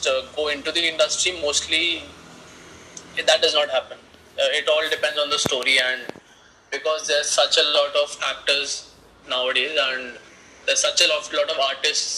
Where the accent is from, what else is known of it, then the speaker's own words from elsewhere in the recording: Delhi, India; I am from Delhi and a filmmaker